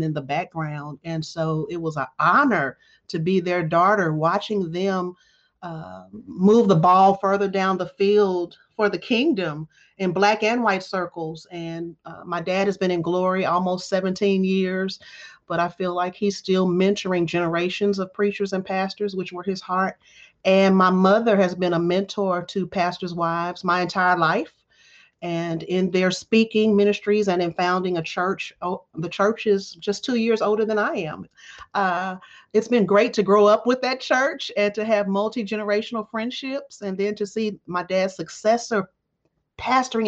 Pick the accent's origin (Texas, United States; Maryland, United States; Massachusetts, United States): Texas, United States; Dallas; moved away as an adult; also born or lived in New York; I'm in Dallas, Texas, my hometown, the all-American city of Dallas